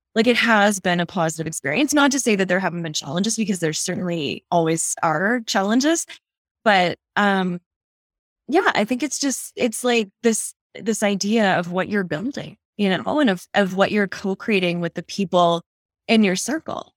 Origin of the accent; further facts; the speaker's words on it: Nova Scotia, Canada; moved away as an adult; now in Calgary, Canada; I'm actually from the east coast of Canada. So I grew up in Nova Scotia